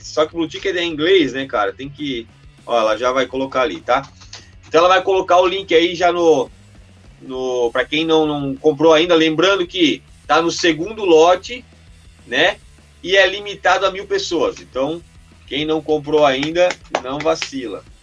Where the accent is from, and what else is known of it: Brazil